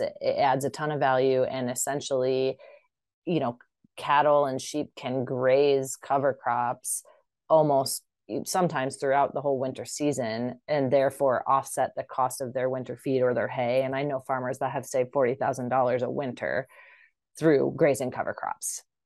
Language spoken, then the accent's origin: English; Iowa, United States; moved away; also born or lived in upstate New York; I'm originally from Iowa